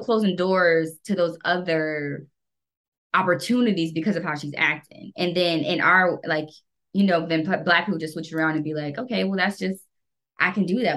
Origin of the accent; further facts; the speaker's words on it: United States; I'm fucking American